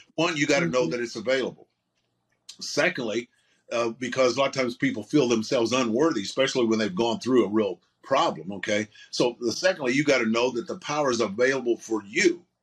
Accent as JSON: {"language": "English", "region": "Southern Illinois", "country": "United States", "tie": "born or raised there", "said": "I grew up in Southern Illinois, is where I grew up"}